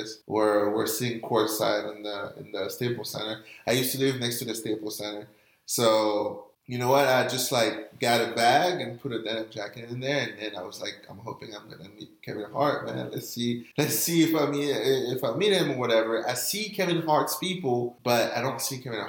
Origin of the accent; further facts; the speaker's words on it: France; I'm from France